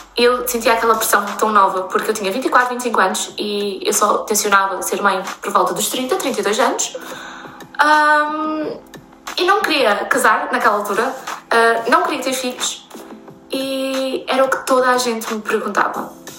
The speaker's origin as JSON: {"language": "Portuguese", "town": "Torreira", "region": "Aveiro District", "country": "Portugal", "tie": "born or raised there", "moved": "as an adult", "said": "eu sou da Praia da Torreira, é uma região uh, muito pequenininha no norte de Aveiro"}